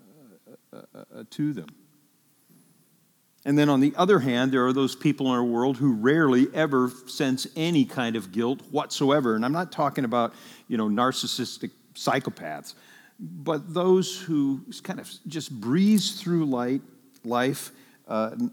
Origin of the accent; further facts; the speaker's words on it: Ireland; I'm Irish